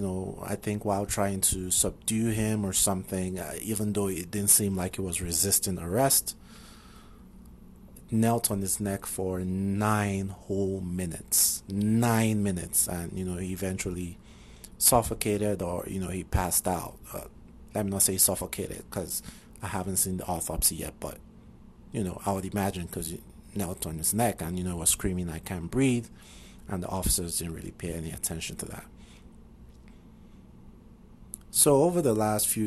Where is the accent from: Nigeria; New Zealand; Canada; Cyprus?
Nigeria; moved away as an adult; now in United States; You know I'm Nigerian and that I've been living in the U.S. for about 3 years now. I grew up in Nigeria, lived there for most of my life.